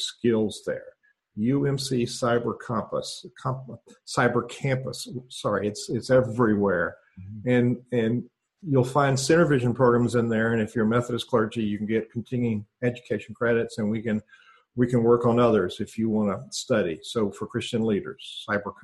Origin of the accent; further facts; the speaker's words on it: Atlanta, Georgia, United States; I'm a Southerner, grew up in Atlanta, sitting at the feet of Martin Luther King